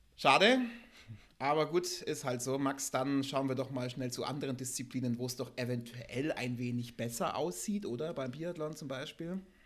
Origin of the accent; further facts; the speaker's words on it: Germany; als Deutsche